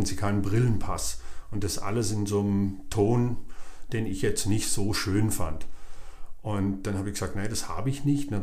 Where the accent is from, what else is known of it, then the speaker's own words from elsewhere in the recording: Swabia, Germany; Dachte ich so, ja gut, ich bin Schwabe, ich spare auch ganz gern mal einen Euro.